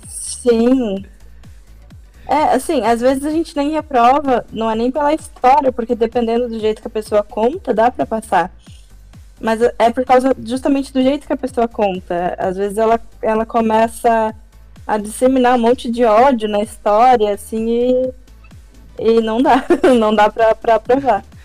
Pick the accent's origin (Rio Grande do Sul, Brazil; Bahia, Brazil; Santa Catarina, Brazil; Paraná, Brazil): Paraná, Brazil; Curitiba; eu também sou de Curitiba